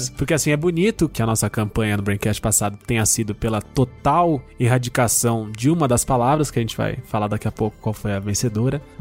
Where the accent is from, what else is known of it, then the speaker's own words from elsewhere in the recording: Minas Gerais, Brazil; Entendo que Minas Gerais, o estado em que eu nasci, sou mineiro, não é a vanguarda paulistana.